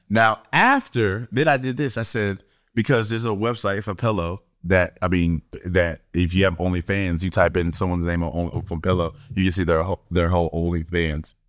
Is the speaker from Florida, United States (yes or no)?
yes; Florida, United States; moved away; I'm from Florida, East Coast, nineties